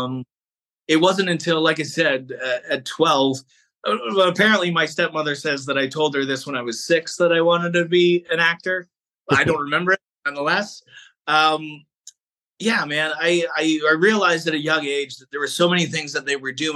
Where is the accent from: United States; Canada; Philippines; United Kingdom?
Canada; as a Canadian actor